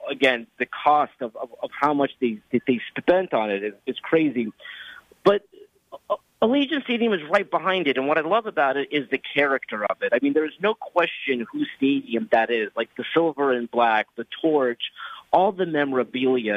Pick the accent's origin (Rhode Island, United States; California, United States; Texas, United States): California, United States; Los Angeles; I'm from Los Angeles where for 21 years we didn't have a team